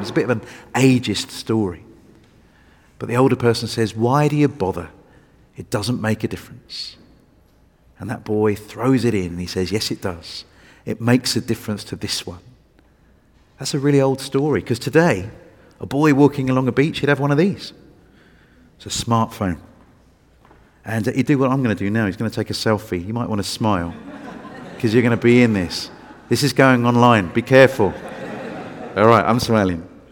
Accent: England, United Kingdom; I was from England

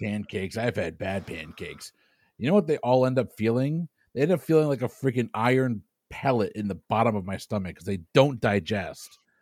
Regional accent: New England, United States; I'm from New England

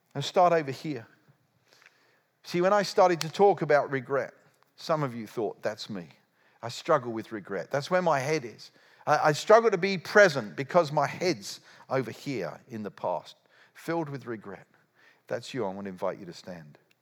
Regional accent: United Kingdom; I'm a Brit

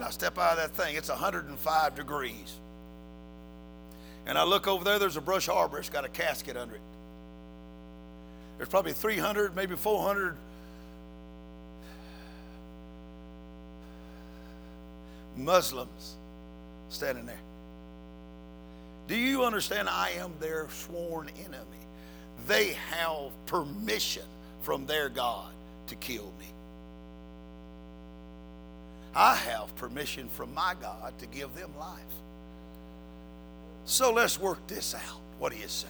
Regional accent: United States; I'm an American

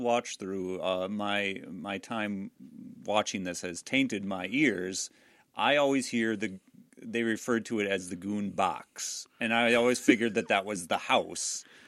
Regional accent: Door County, Wisconsin, United States; I grew up in Door County.

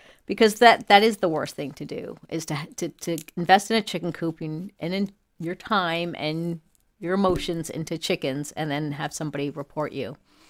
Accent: Long Island, New York, United States; now in Raleigh, United States; I'm from Long Island.

